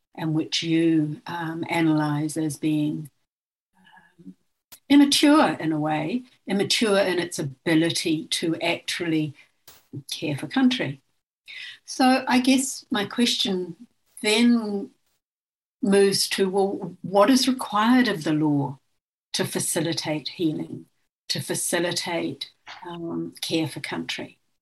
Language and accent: English; New Zealand; now in Australia; I'm from Aotearoa New Zealand um, and I am of uh, Maori ancestry